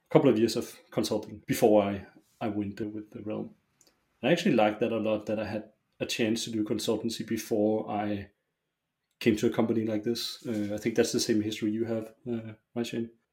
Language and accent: English; Roskilde, Zealand, Denmark; I grew up in a small uh, suburb uh, outside of Roskilde. Uh, Roskilde is a it's a town. It's like half an hour's drive from Copenhagen